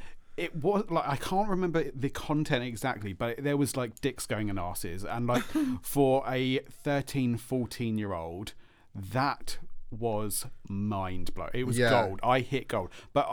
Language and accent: English; Faversham, South East England, United Kingdom; I visited my hometown. And I completely forgot. I was like just kind of having a wander around. It's in Faversham, in Kent.